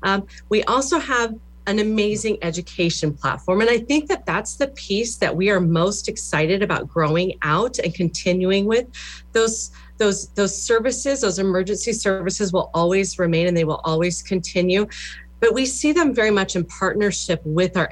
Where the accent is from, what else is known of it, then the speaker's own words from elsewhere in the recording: Alliance, Nebraska, United States; moved away as an adult; now in Lincoln, United States; I grew up in Western Nebraska, Alliance, Nebraska.